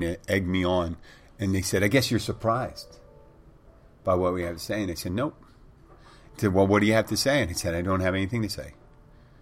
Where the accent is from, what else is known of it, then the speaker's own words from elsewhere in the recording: Philadelphia, Pennsylvania, United States; moved away as an adult; now in Florida Keys, United States; I'm originally from Philadelphia